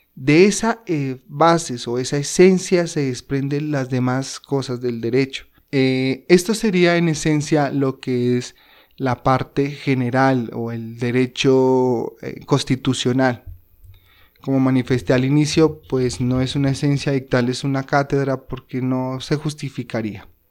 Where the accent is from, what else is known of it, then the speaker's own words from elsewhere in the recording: Colombia; nuestro territorio colombiano